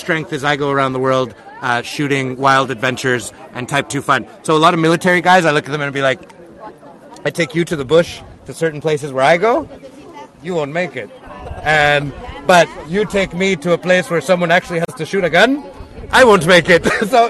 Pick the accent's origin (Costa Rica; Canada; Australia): Canada; I'm from Canada.